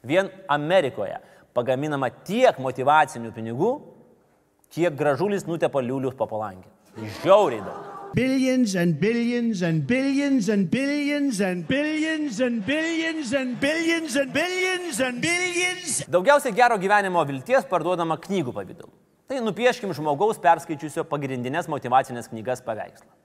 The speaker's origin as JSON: {"language": "Lithuanian", "country": "Lithuania", "said": "mes, mes, lietuviai"}